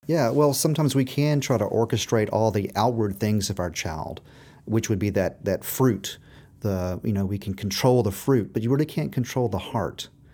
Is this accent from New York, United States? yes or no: no; Memphis, Tennessee, United States; We are from Tennessee